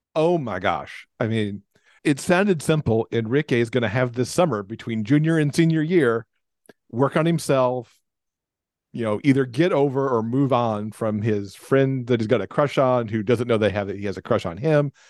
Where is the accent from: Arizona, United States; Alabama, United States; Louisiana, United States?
Alabama, United States; also born or lived in Michigan; My mom and I moved from Michigan to Alabama.